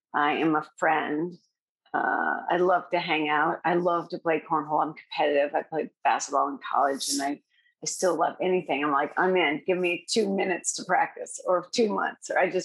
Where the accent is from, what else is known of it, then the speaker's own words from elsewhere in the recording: Iowa, United States; also born or lived in Colorado; I'm from Colorado. I spent 4 years there before moving here. And I'm originally from Iowa.